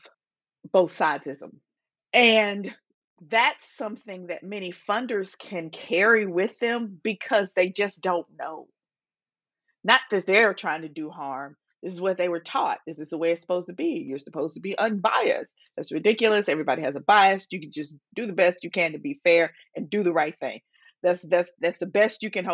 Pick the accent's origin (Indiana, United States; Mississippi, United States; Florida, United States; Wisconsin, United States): Mississippi, United States; Jackson; I grew up in Jackson, Mississippi